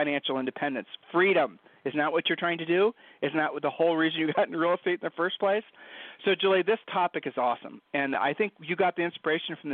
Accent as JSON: {"language": "English", "region": "Ohio", "country": "United States", "said": "We're from Ohio"}